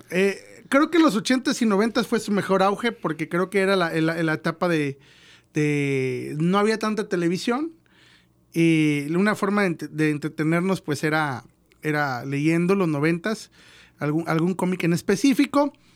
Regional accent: Mexico; como mexicano

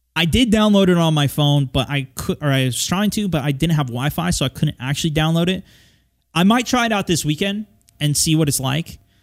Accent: United States; I'm an American

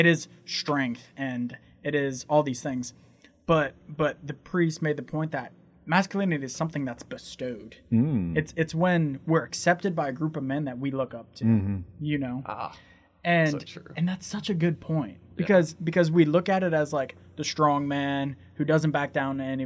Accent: United States; as an American

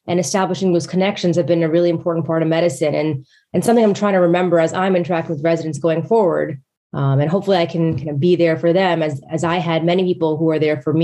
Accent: Westchester, New York, United States; moved away as an adult; I was actually born and raised in Westchester, New York

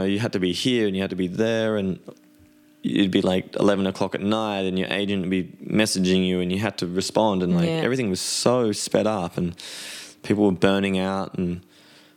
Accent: Byron Bay, New South Wales, Australia; moved away as an adult; now in Amsterdam, Netherlands; as an Australian living on the other side of the world, as beautiful as our country is

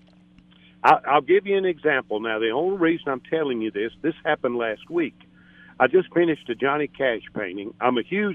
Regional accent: Portland, Tennessee, United States; moved away as an adult; now in Hendersonville, United States; a little town called Portland, Tennessee

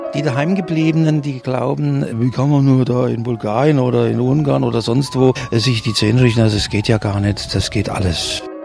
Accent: Germany; bei uns in Deutschland

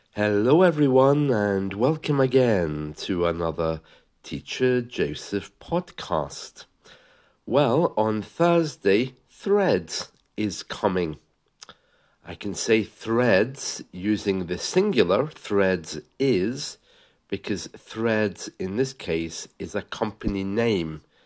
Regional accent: England, United Kingdom; also born or lived in Scotland; I was born in Scotland." uh, but lived in England for a while and grew up in England

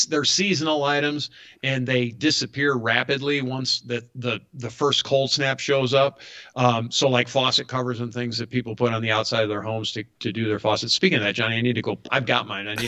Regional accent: Western New York, United States; now in Atlanta, United States; I grew up outside Western New York

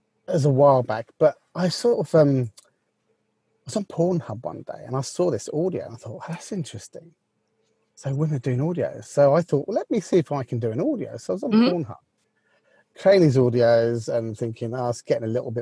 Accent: England, United Kingdom; I'm an English gentleman

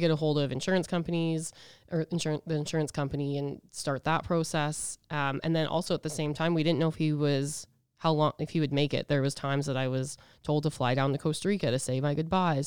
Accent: Edmonton, Alberta, Canada; now in Regina, Canada; I'm from Edmonton, but I've lived in Regina forever

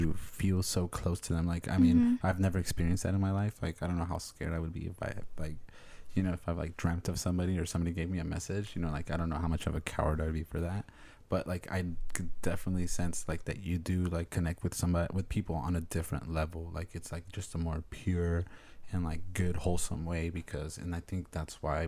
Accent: Mexico; where we come from Mexico

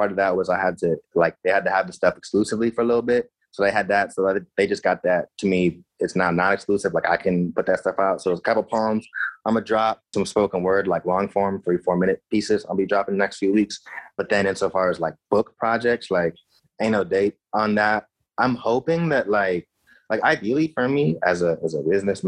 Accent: United States; moved away as an adult; also born or lived in Madison / Oregon; now in Canada; I'm in Canada now. I'm from the States

